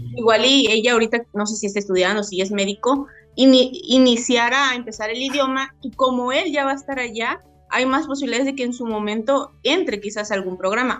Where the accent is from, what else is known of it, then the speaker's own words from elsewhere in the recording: Mexico; como mexicanos